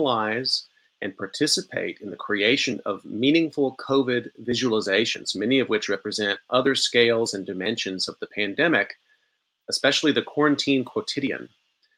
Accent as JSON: {"language": "English", "region": "Texas", "country": "United States", "moved": "yes", "said": "I'm from Texas originally"}